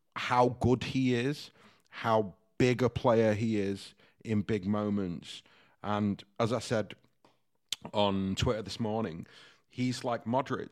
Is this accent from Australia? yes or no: no; Stockport, North West England, United Kingdom; moved away; Heaton Chapel in Stockport